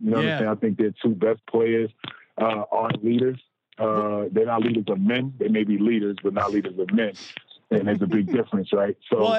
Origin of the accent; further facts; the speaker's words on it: Orange, New Jersey, United States; also born or lived in Roselle, New Jersey; I'm from Essex County. I grew up in Orange, New Jersey, but I moved to Union County. I lived in Roselle for high school.